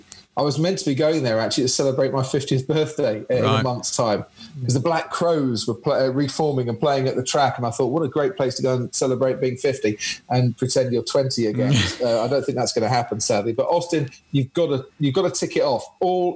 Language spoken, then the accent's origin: English; Stevenage, East of England, United Kingdom; born there; I was born in Stevenage.